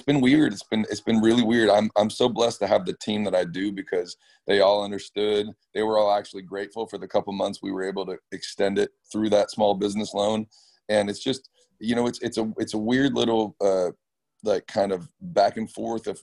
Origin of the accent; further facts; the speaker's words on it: Orange County, California, United States; I was raised in Orange County